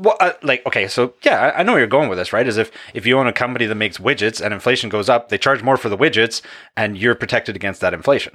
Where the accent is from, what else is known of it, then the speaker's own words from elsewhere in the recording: Canada; I'm a Canadian.